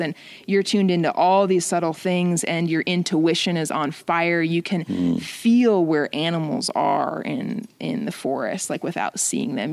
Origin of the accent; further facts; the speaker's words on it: Phoenix, Arizona, United States; now in Montana, United States; I grew up in Phoenix, Arizona